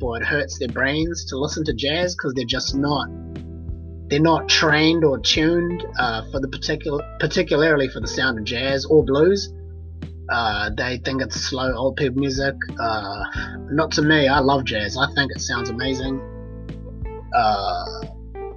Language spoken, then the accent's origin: English; New Zealand; that's my home country.